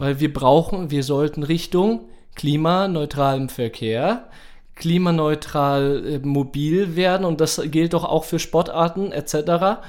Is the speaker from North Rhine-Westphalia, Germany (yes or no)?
no; Nuremberg, Bavaria, Germany; ich bin ja in Langwasser aufgewachsen